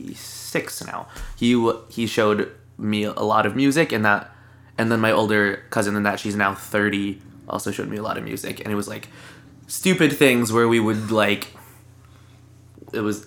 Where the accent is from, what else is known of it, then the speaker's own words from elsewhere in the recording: Lakewood, Colorado, United States; also born or lived in Englewood, Colorado; I was born in Englewood, Colorado, and I lived in Lakewood, Colorado. Shortly thereafter, being born.